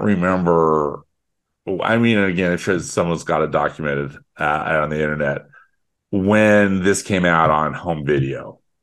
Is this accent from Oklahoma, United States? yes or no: no; Salt Lake City, Utah, United States; I grew up in Salt Lake City